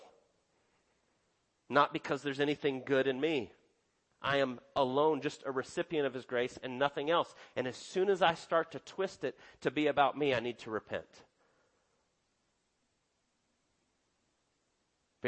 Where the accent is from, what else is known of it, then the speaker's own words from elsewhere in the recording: United States; we're American